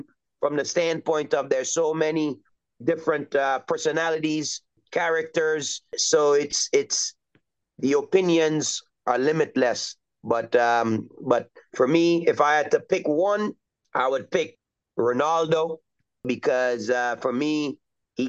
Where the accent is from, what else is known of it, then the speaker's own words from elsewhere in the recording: Trinidad & Tobago; now in United States; I'm originally from Trinidad and Tobago, which is in the Southern Caribbean